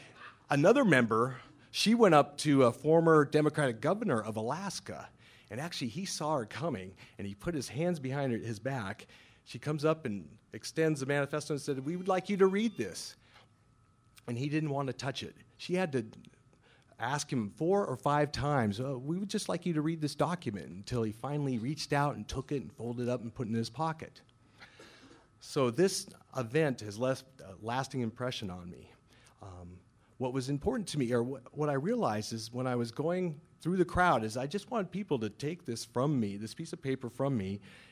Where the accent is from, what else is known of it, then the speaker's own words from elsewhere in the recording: Scotland, United Kingdom; So, being Scottish, which is important because you know the Scots invented the game of curling.